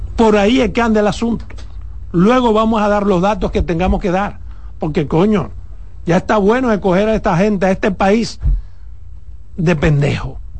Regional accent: Dominican Republic; como periodista, como dominicano

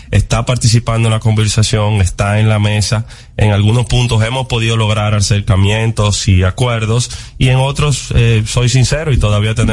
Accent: Dominican Republic; y como dominicanos, ojalá sea en esta gestión que podamos seguir avanzando

